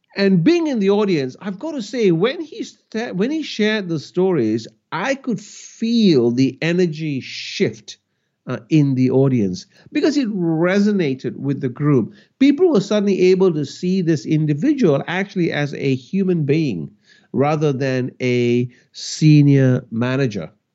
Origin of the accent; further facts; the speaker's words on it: Malaysia; I grew up in Malaysia, and my parents were teachers